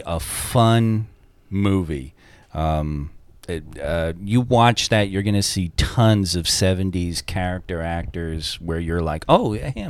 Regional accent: Long Island, New York, United States; I grew up on Long Island, which has a real deep fishing tradition

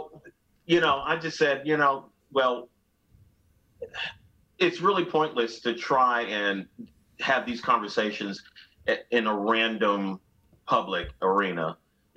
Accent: Nashville, Tennessee, United States; also born or lived in Cleveland, Ohio; I grew up in the South. We moved from Cleveland, Ohio to Nashville when I was 7 years old.

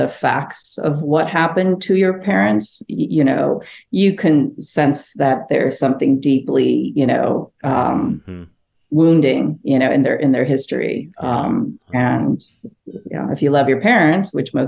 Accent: Los Angeles, California, United States; English is a second language; also born or lived in Phnom Penh, Cambodia / Seoul, South Korea; now in New Orleans, United States; growing up

